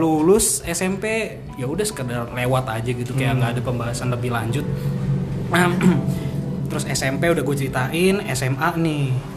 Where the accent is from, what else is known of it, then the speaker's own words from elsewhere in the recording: Depok, West Java, Indonesia; also born or lived in Petamburan, Jakarta; gua pindah nih dari Petamburan ke Depok